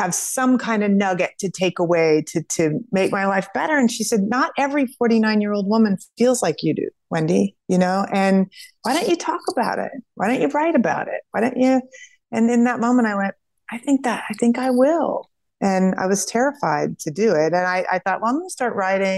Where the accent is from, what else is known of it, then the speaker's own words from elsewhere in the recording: Kansas, United States; We're from Kansas